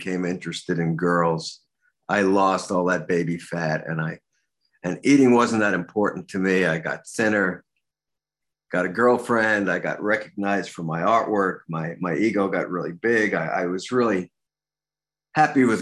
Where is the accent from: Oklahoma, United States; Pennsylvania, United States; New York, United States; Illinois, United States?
New York, United States; New York City; I grew up in Brooklyn